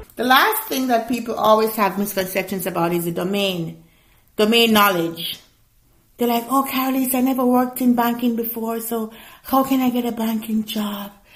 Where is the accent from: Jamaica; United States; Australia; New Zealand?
Jamaica; I'm Jamaican, so I gotta put some of that patwa in there